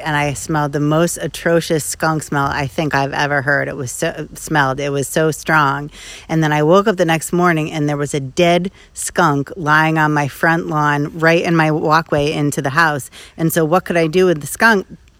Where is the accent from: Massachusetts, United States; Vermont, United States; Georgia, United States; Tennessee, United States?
Vermont, United States; I'm from a rural area up in Vermont, actually.